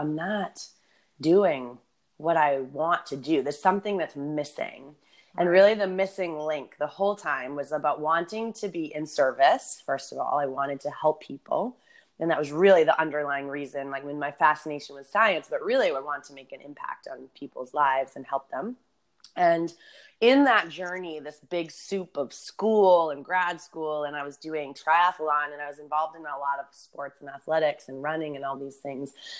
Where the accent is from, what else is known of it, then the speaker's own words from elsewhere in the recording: Boston, Massachusetts, United States; moved away as an adult; also born or lived in San Diego; growing up in Boston and winters, like moving to San Diego felt like a dream